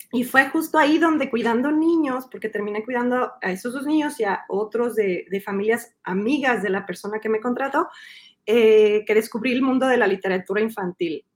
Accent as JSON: {"language": "Spanish", "region": "Mexico City", "country": "Mexico", "tie": "born or raised there", "moved": "as an adult", "lives_now": "Montreal, Canada", "said": "yo nací en el DF, crecí en el DF, soy chilanga de corazón"}